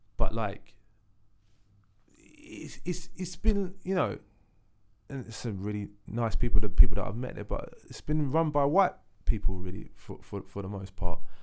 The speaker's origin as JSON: {"language": "English", "region": "London", "country": "United Kingdom", "tie": "born or raised there", "said": "I grew up in Leytonstone Thatched House"}